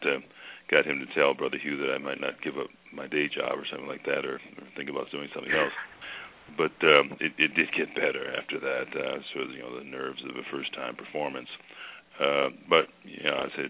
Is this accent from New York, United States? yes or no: no; Cleveland, Ohio, United States; growing up in Cleveland